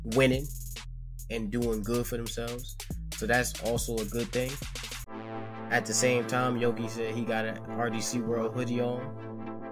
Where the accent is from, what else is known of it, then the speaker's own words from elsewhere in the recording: New York, United States; I was born in New York